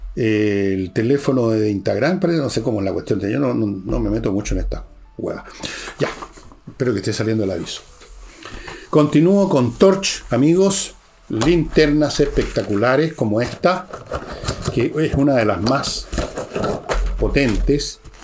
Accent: Chile; hay chilenos de etnia caucásica europea, como vuestro servidor

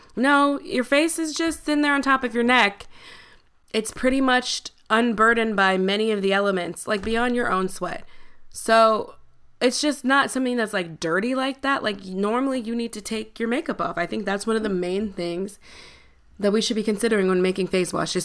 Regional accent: Buffalo, New York, United States; now in New York City, United States; growing up in Buffalo

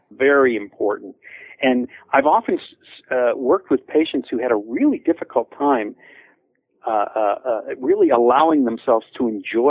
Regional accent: Pittsburgh, Pennsylvania, United States; not only because the stories take place in Pittsburgh, my hometown

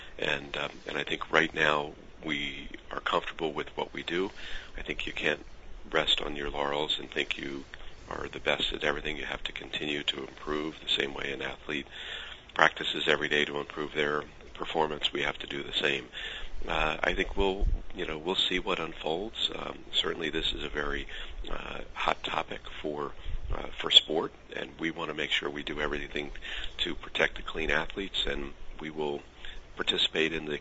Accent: United States; being an American

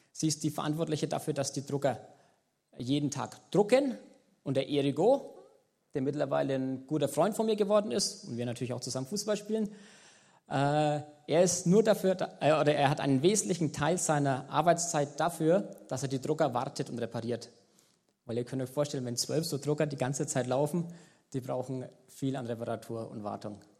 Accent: Germany; now in Madagascar; Während wir als Deutsche eher äh, zu den Top 10 der reichsten zählen, ist hier eben genau das Gegenteil der Fall.

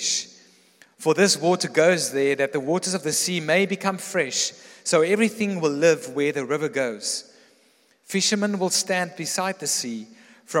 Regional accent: Pretoria, Gauteng, South Africa; growing up in Pretoria

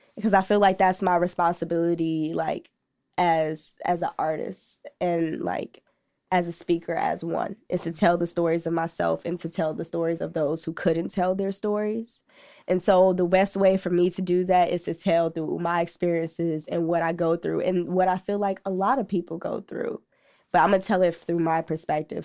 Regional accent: Chicago, Illinois, United States; growing up in Ashburn

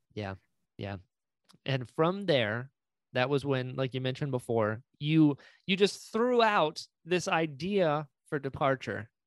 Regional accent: North Carolina, United States; accent: drawl; moved away; I'm from North Carolina originally.

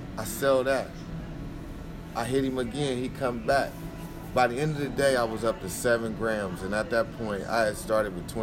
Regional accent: Nebraska, United States; moved away; And I'm young. I'm from Nebraska.

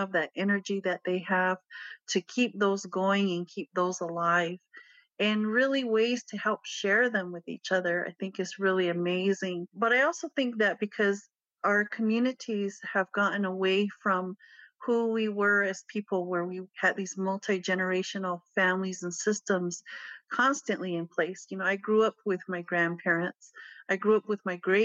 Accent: Pueblo of Acoma, New Mexico, United States; I grew up in the Pueblo of Acma. I am biracial. I grew up there on reservation

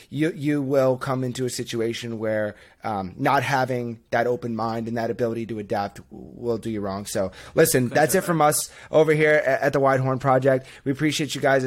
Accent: Northeast, United States; now in Boston, United States; born and raised in the Northeast, live up in Boston, have not left yet

